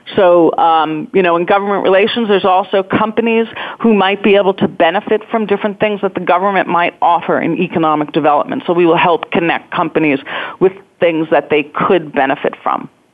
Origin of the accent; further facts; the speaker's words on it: New York, United States; now in Pittsburgh, United States; I'm not a native Pittsburgher. I'm originally from New York